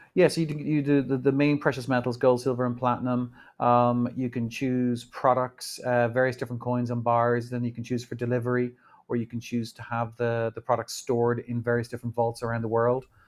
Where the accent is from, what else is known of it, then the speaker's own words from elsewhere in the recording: Ireland; also born or lived in New York; now in Dublin, Ireland; We grew up in Ireland